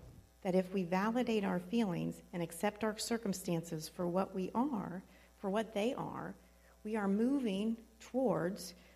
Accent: Southern Ohio, United States; I'm from Southern Ohio, so I can say wallowing

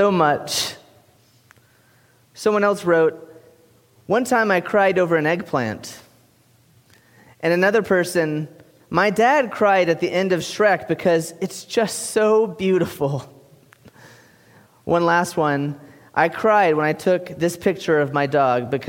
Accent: South Carolina, United States; moved away; I am from South Carolina

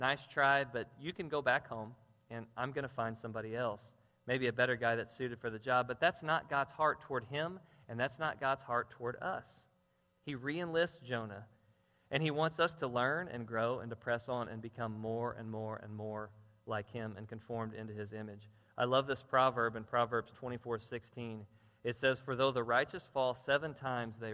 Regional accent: Jackson, Missouri, United States; I'm from Jackson, and most of my driving had been in Jackson

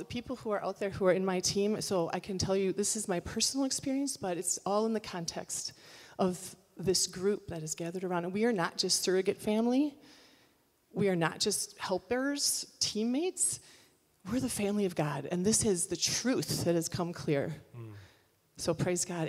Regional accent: United States; my identity as American

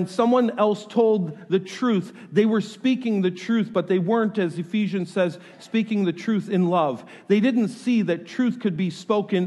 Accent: New York, United States; moved away; I am from New York

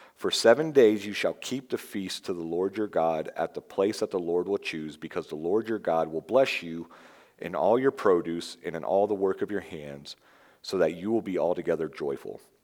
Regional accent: Florida, United States; I'm from Florida.

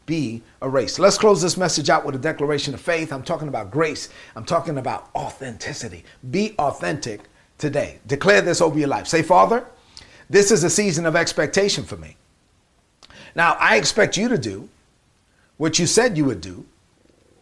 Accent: New York City, New York, United States; accent: Brooklyn; I sound like I'm from Brooklyn. You know why? Because I'm from Brooklyn

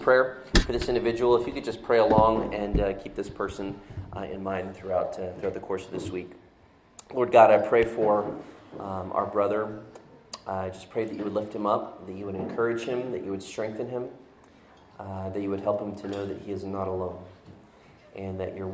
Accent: Florida, United States; moved away as an adult; also born or lived in Northeast United States; now in Northeast, United States; I saw snow like once growing my 20 years living in Florida

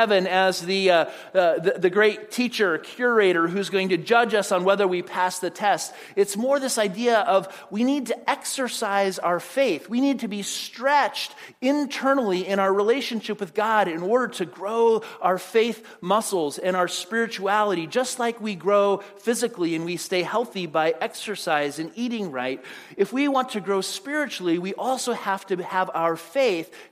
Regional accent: Phoenix, Arizona, United States; moved away as an adult; also born or lived in Pasadena, California; I was living at home in Phoenix with my parents and moved out to go to school at Fuller Seminary in Pasadena

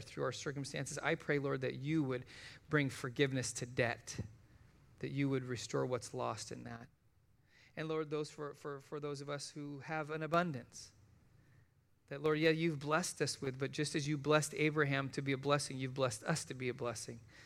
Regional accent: United States; I'm an American

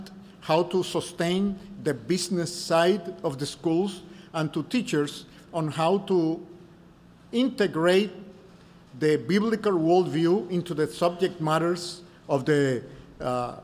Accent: Dominican Republic; I'm from the Dominican Republic.

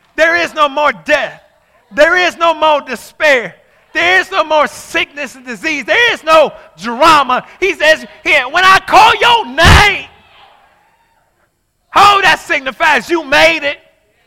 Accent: Inkster, Michigan, United States; I'm from Inkster.

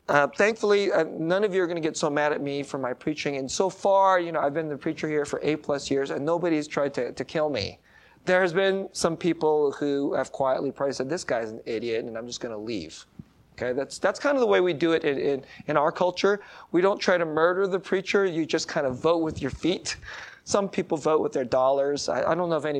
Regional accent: San Jose, California, United States; San Jose is my hometown.

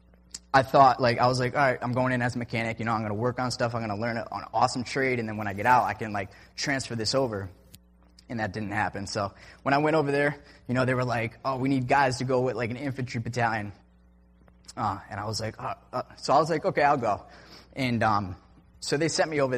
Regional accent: Naugatuck, Connecticut, United States; I am from Naugatuck, Connecticut, and I grew up with Justin as well.

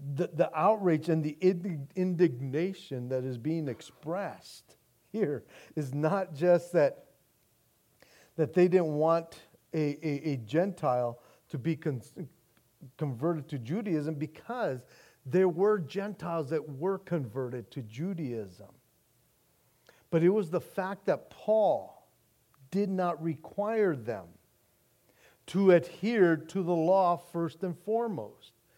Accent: United States; our rights as American citizens

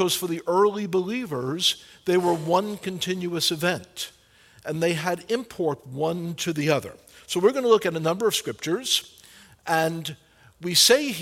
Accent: New York City, New York, United States; I was born in the Holy Land, Brooklyn, New York. And one of the things we were told in Brooklyn was that nice Jewish boys don't go into church buildings

